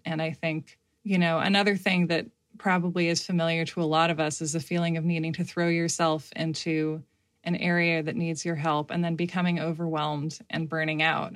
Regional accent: United States; I, uh, have only experienced being an American

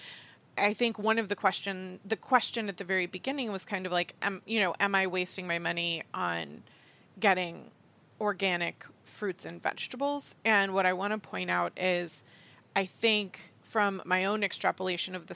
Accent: United States; Being born an American

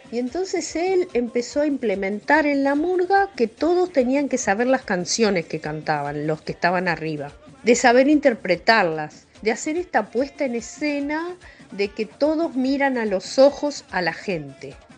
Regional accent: Uruguay; now in Buenos Aires, Argentina; yo que soy uruguaya

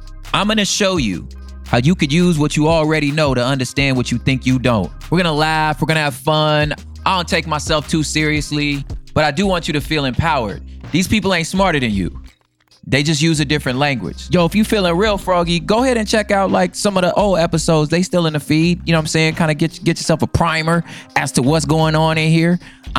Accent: Los Angeles, California, United States; I'm from South Central Los Angeles. I moved all over the LA surrounding areas

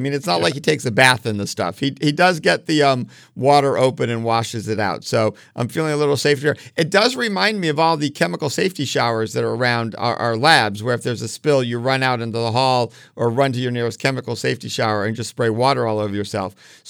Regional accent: East Coast, United States; now in Los Angeles, United States; I am from this area now, but I will like to point out when I first watched this film, I was still from the East Coast and did not understand the subtle nature of cars in LA.

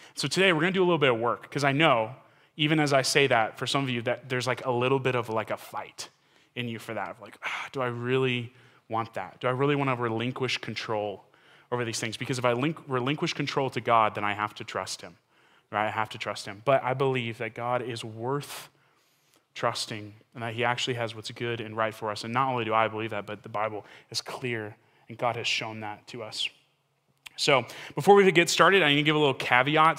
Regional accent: Texas, United States; I'm from Texas

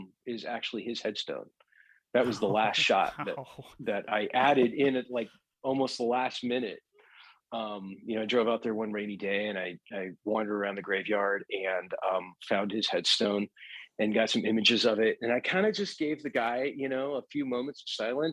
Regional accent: Oregon, United States; growing up in Oregon

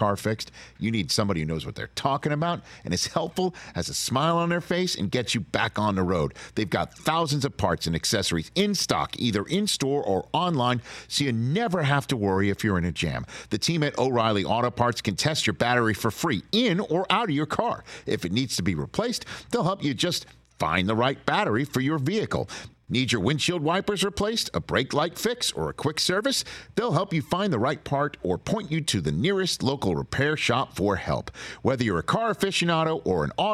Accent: New York City, New York, United States; in my hometown of Staten Island, New York.

